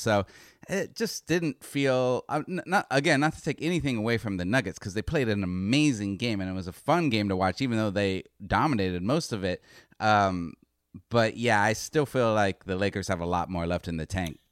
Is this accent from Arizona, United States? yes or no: yes; Northern Arizona, United States; I'm from Northern Arizona